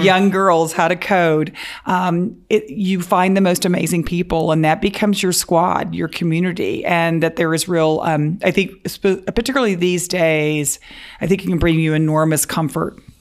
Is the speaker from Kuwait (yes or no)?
no; Dallas, Texas, United States; also born or lived in Waco, Texas; We, we grew up in Dallas.